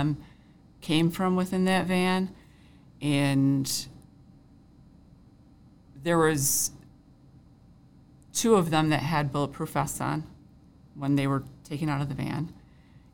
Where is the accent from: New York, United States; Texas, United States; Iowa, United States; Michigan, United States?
New York, United States; Fairport; I grew up in Fairport